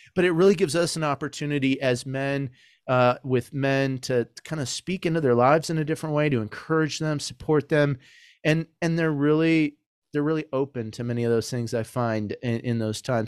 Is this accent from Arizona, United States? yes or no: yes; Arizona, United States; moved away; also born or lived in Michigan; I grew up playing soccer in Arizona and Michigan